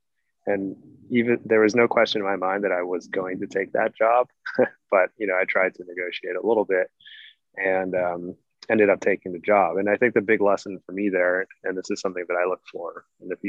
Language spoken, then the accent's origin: English; outside of Boston, Massachusetts, United States; I grew up outside of Boston